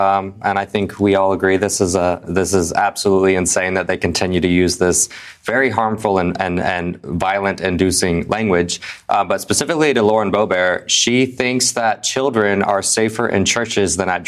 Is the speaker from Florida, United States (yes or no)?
yes; Florida, United States; now in Colorado, United States; I am from Florida. I just moved out of Florida again back to Colorado just 2 months ago.